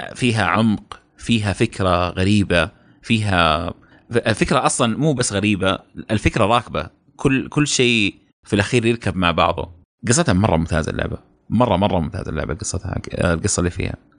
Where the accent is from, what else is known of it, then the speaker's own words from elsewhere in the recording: Saudi Arabia; احنا سعوديين